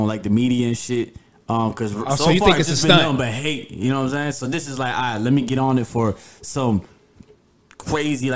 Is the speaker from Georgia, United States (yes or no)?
yes; Gwinnett County, Georgia, United States; I'm from Georgia, bro. Oh, actually, I'm from Gwinnett.